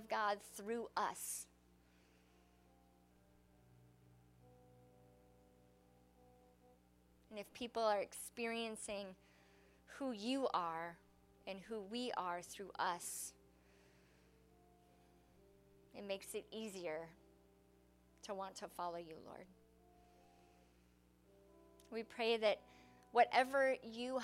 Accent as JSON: {"language": "English", "country": "United States", "said": "I love being an American."}